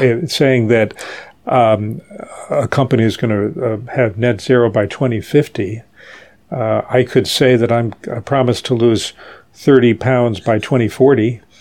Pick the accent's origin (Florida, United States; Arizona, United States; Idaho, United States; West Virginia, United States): West Virginia, United States; Charleston; moved away as an adult; now in New York, United States; I grew up in Charleston, West Virginia, which is a town dominated by the petrochemical industry.